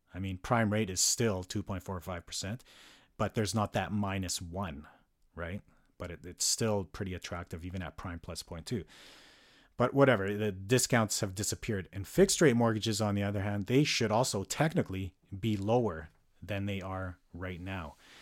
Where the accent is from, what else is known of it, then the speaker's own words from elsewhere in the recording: Calgary, Alberta, Canada; moved away as an adult; now in North Vancouver, Canada; resides in North Vancouver and was born and raised in Calgary for much of my life